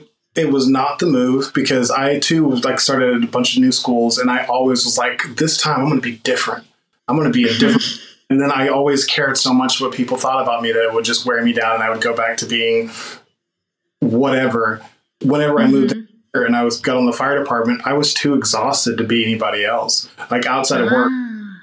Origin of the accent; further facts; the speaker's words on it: Oklahoma, United States; We're from the South, like, you know, or where you call the South or the Midwest or the whatever you call Oklahoma.